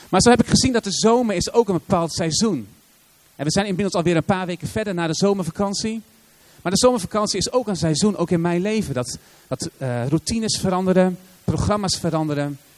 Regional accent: Assen, Drenthe, Netherlands; kom je uit Assen, de stad van geen eredivisieclubs

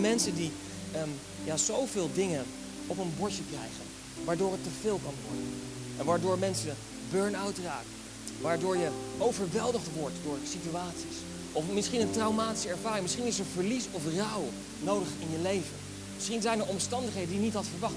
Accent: Netherlands

